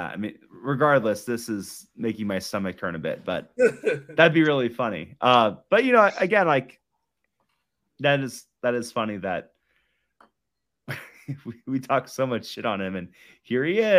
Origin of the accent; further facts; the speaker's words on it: Omaha, Nebraska, United States; I'm from Omaha.